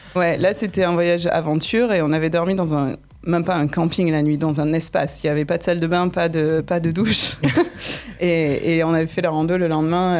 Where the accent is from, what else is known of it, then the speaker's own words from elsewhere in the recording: Nîmes, Occitania, France; moved away as an adult; now in California, United States; j'ai grandi donc à Nîmes